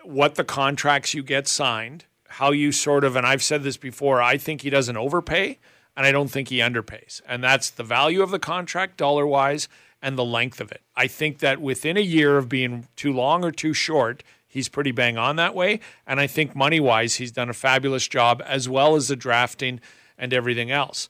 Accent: Alberta, Canada; I grew up in Alberta

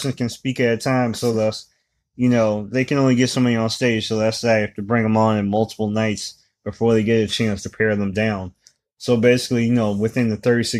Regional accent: Midwest, United States; I'm from the Midwest

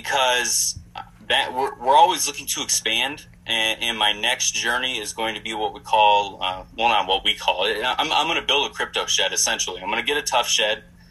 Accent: Wisconsin, United States; now in Phoenix, United States; I'm originally from Wisconsin

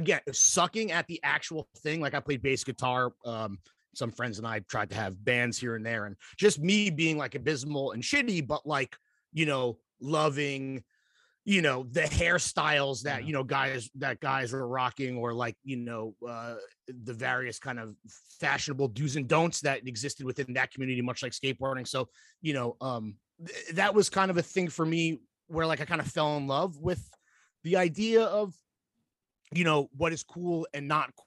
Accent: Mahwah, New Jersey, United States; moved away; also born or lived in North Carolina; I am from Mahwah, New Jersey, which is in Bergen County

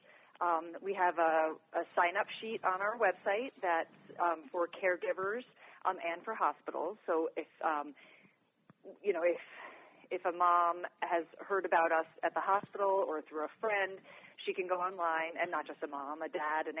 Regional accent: New York, United States; now in Colorado, United States; I'm originally from New York

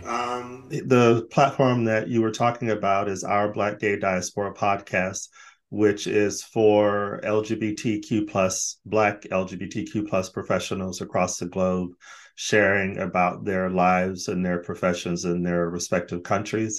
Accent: Phoenix, Arizona, United States; moved away as an adult; also born or lived in Los Angeles, California / Sweden; now in Brighton, United Kingdom; Phoenix is my hometown, but L.A is where actually I spent most of my life because I moved there as a young adult

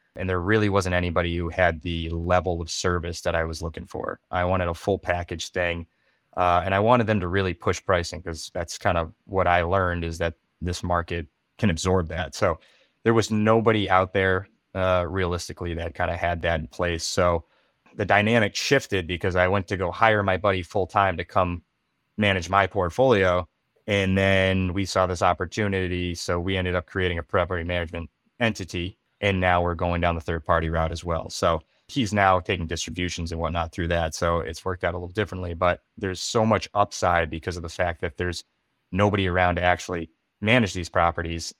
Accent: western Massachusetts, United States; moved away; I'm from Massachusetts, and I kinda look back there, but I'm not from, like, the Boston area, I'm from the, uh, western part of the state

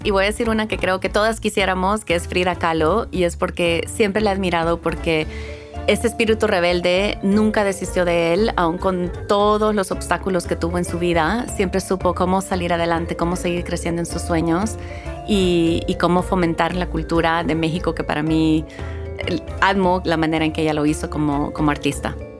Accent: El Salvador; also born or lived in Houston, Texas, United States; now in Los Angeles, United States; Nací en Houston, Texas, pero crecí en El Salvador

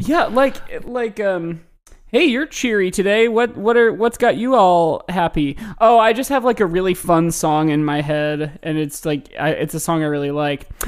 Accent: Midwest, United States; growing up in the Midwest

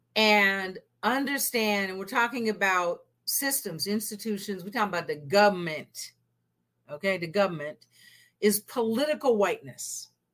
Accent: the Northwest, Pacific Northwest, United States; I'm from the Northwest, so my parents' marriage wasn't illegal

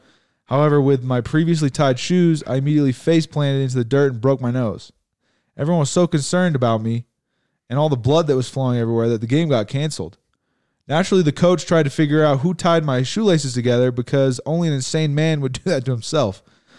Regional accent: England, United Kingdom; Come on, I grew up in England, remember?

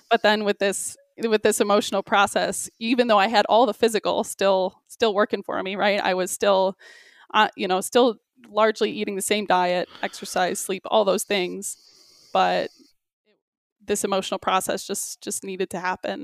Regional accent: Michigan, United States; also born or lived in Australia; now in Milwaukee, United States; I'm originally from Michigan

